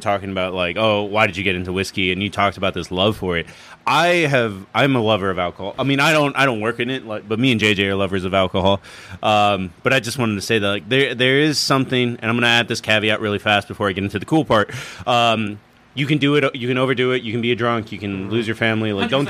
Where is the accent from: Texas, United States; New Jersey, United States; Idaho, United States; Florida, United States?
Texas, United States; Eagle Pass; Eagle Pass.